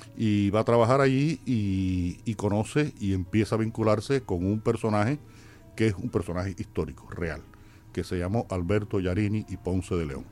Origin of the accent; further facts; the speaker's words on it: Havana, Cuba; ahí en el barrio donde yo nací y sigo viviendo, Mantilla